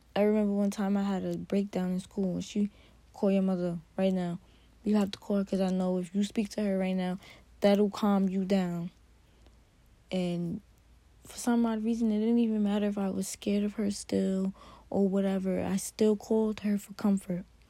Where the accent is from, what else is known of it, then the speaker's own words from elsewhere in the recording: New York, United States; I grew up in New York.